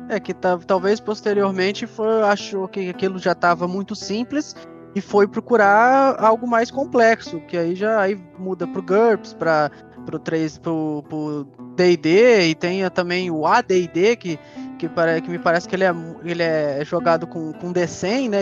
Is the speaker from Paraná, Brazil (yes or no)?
no; Três Rios, Rio de Janeiro, Brazil; a gente é do interior do Rio, nós somos de Três Rios